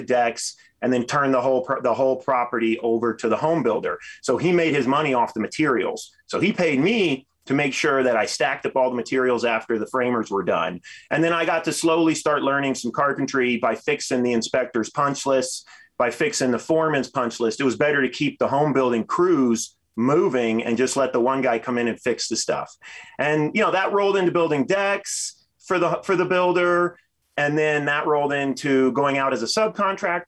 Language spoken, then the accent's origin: English; Texas, United States; moved away as an adult; now in Denver, United States; I'm from Texas originally and moved out here when I was 18 to snowboard